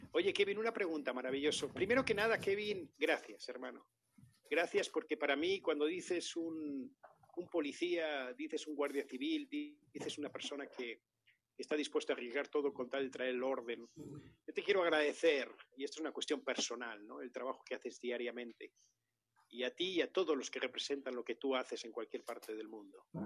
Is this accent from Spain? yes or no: yes; Spain; now in United States; mi pueblo en España, cuando yo nací, y mis primeros años de vida